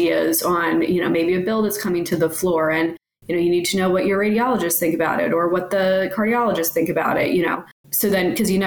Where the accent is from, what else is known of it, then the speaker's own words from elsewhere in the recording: Ocean City, New Jersey, United States; moved away as an adult; now in Washington, D.C., United States; I grew up at the beach. I grew up in Ocean City, New Jersey.